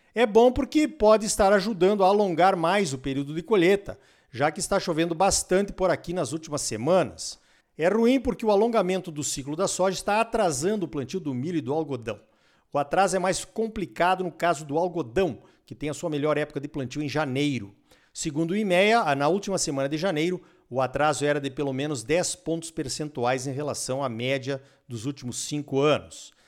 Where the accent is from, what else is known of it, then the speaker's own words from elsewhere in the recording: Gaúcho, Rio Grande do Sul, Brazil; Eu, como gaúcho